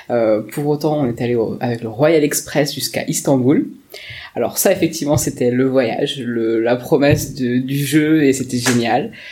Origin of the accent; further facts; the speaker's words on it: Perros-Guirec, Brittany, France; Alors euh, je suis hyper chauvine, je viens de la côte de Granit Rose. Je viens du côté de Perros-Guirec, toute ma famille, mon bassin familial est de ce coin-là.